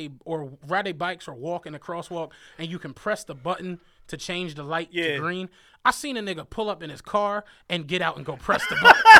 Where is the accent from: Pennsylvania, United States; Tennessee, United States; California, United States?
Pennsylvania, United States; Penrose; I'm from Penrose, if don't nobody know that shit. It's like, we didn't have that shit growing up.